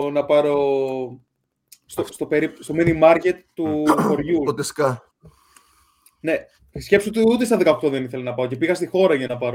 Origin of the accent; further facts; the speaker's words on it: Tinos, South Aegean, Greece; πήγαινα κάθε καλοκαίρι στο χωριό μου, επειδή είμαι από εκεί.